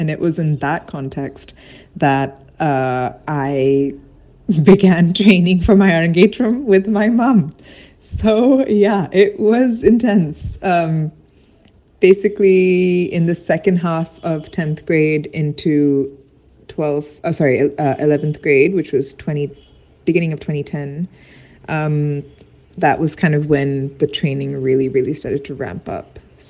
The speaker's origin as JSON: {"language": "English", "country": "Hong Kong", "tie": "born or raised there", "said": "my sister and I grew up in Hong Kong, and during those years, we would travel to India every single year to see our family."}